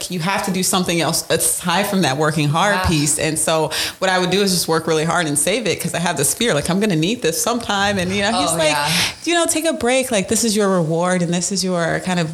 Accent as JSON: {"language": "English", "town": "Chicago", "region": "Illinois", "country": "United States", "moved": "as an adult", "lives_now": "Dubuque, United States", "said": "I am from the Chicagoland area. I came to Dubuque for college"}